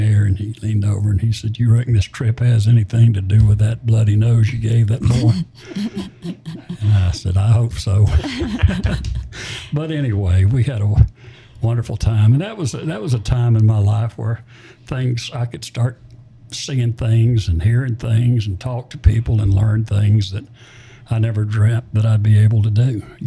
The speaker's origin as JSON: {"language": "English", "region": "Alabama", "country": "United States", "tie": "born or raised there", "also_born_or_lived": "Florida / Georgia / Little Rock, Arkansas", "moved": "yes", "said": "we moved to a little place in Alabama. And she remarried, and I had a stepfather."}